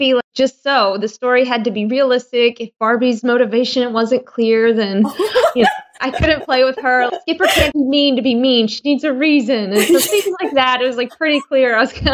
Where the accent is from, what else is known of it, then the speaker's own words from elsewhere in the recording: Georgia, United States; moved away as an adult; now in Michigan, United States; I grew up in Georgia